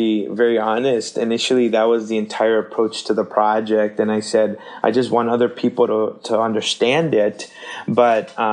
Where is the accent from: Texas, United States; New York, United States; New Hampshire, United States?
Texas, United States; McAllen; also born or lived in Seattle area, Washington / Chimacum, Washington; now in Minneapolis, United States; we grew up in South Texas in a small town called McAllen, Texas